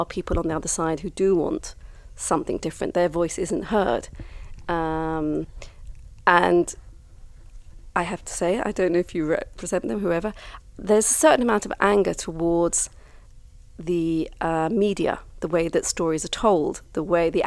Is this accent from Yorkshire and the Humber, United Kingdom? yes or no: no; London, United Kingdom; also born or lived in Kibbutz Alumim, Israel; now in Israel; I was brought up in London back in the 70s